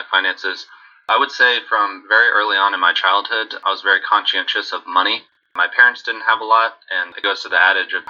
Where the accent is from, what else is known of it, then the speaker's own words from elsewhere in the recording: Central Texas, United States; also born or lived in Houston; I was born in Central Texas in 1988 and basically grew up in the 90s